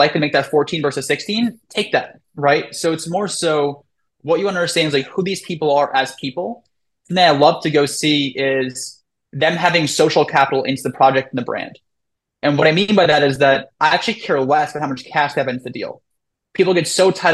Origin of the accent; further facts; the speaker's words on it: New York City, New York, United States; I'm from New York, right? I'm from Brooklyn